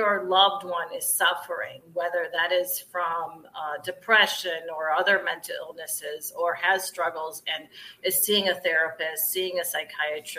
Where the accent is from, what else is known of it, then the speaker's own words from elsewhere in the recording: Ohio, United States; moved away as an adult; also born or lived in upstate New York; now in Chicago, United States; I'm a Midwestern girl, so I'm originally from Ohio and then came to upstate New York to go to college and settled back in the Midwest